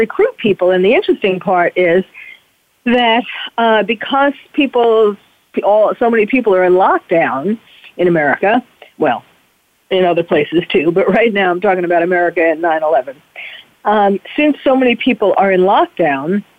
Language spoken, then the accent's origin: English; New York City, New York, United States; now in California, United States; I was born and bred in New York City